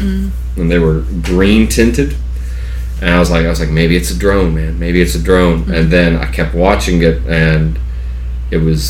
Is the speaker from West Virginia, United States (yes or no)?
yes; West Virginia, United States; accent: drawl; also born or lived in South Georgia; now in Georgia, United States; where I grew up in West Virginia